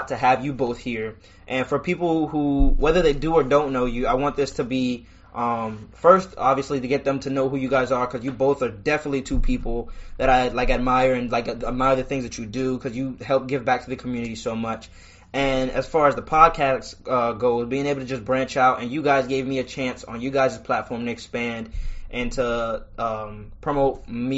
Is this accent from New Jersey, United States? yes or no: yes; Trenton, New Jersey, United States; we're all from Trenton, New Jersey.